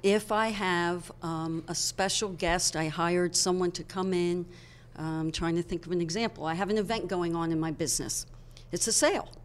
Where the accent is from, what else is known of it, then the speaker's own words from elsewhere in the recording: Hershey, Pennsylvania, United States; I was born and raised in Hershey